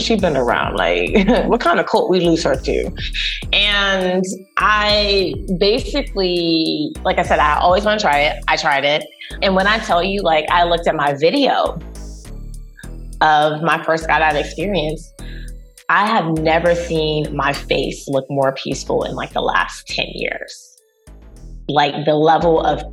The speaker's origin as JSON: {"language": "English", "region": "North Carolina", "country": "United States", "said": "I'm from North Carolina"}